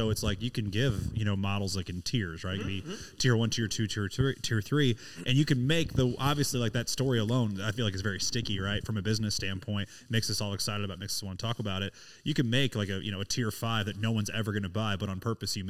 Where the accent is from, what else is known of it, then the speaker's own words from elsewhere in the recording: Springfield, Missouri, United States; I'm from Springfield, Missouri